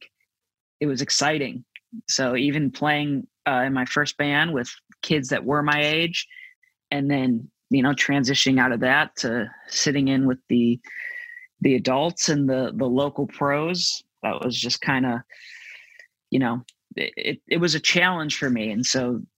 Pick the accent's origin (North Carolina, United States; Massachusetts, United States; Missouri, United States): Missouri, United States; St. Louis; I'm from St. Louis and this is the Midwest.